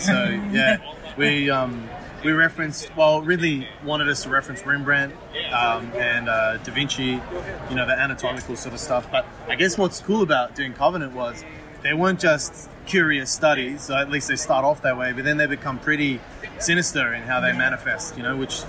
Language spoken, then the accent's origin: English; Sydney, New South Wales, Australia